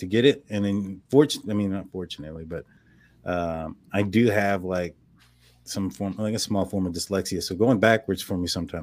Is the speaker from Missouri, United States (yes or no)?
no; Texas, United States; I'm from Texas. We got our words are pronounced a lot differently out here